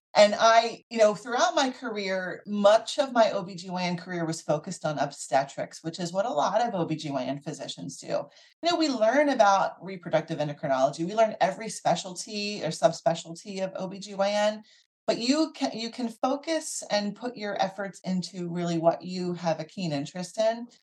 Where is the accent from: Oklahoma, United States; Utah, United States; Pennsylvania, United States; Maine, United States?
Pennsylvania, United States; Philadelphia; So I grew up in the Philadelphia area